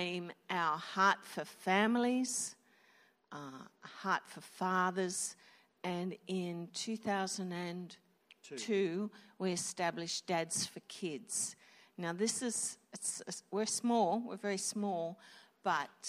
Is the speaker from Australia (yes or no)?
yes; Wollongong, New South Wales, Australia; We are from Wollongong